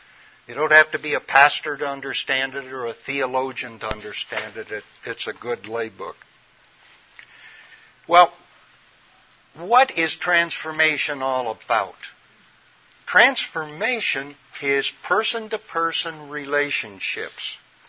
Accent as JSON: {"language": "English", "region": "Midwest", "country": "United States", "tie": "born there", "said": "I'm a Midwesterner by original birth, and silos is where they store grain."}